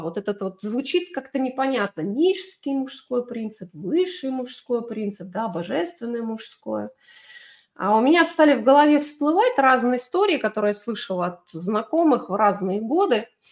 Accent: Belarus; я выросла в Беларуси, в военном городке

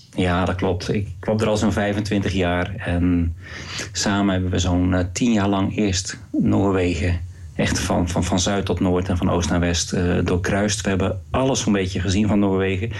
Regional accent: Rotterdam, South Holland, Netherlands; moved away as an adult; also born or lived in Waalwijk; now in Norway; ik ben een, geboren in Rotterdam

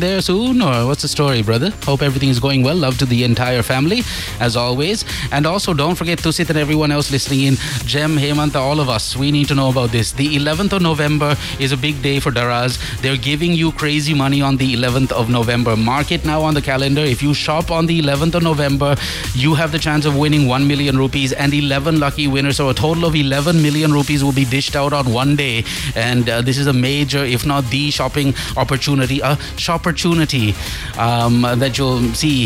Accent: Sri Lanka; We're Sri Lankan

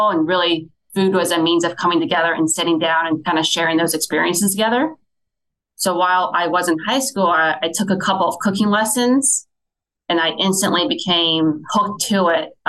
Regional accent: Fort Wayne, Indiana, United States; I grew up in Fort Wayne, Indiana. Shortly after graduating high school, I stayed in town

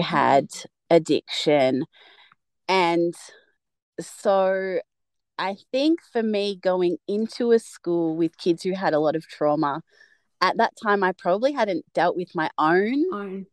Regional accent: Mornington Peninsula, Victoria, Australia; I grew up in Victoria on the Mornington Peninsula which is a coastal area like one and a half hours south of Melbourne CBD. I spent all of my childhood there.

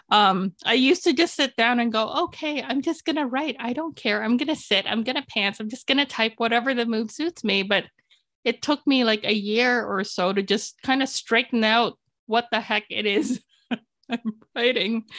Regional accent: Toronto, Ontario, Canada; English is a second language; also born or lived in Philippines; Toronto, my hometown.

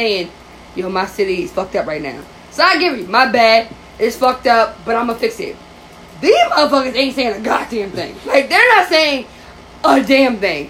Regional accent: New York, United States

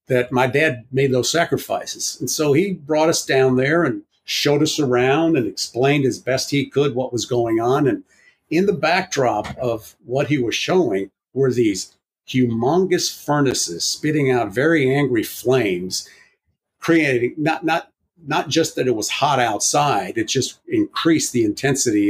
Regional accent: United States; we were born in the United States, we're American citizens

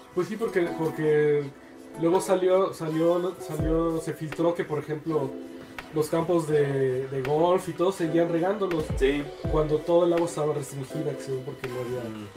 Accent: Mexico; somos mexicanos

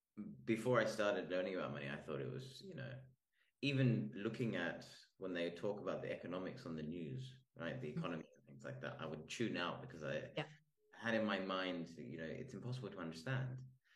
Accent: Australia; now in Spain; I'm Australian

